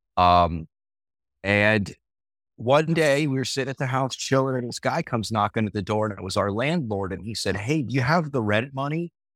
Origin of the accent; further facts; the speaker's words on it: Fort Lauderdale, Florida, United States; also born or lived in North Carolina; now in Fall River, North Carolina, United States; I'm originally from South Florida, like the Fort Lauderdale area.